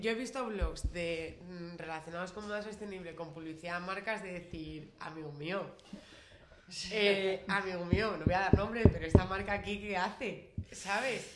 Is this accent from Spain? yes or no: yes; Spain; siendo españolas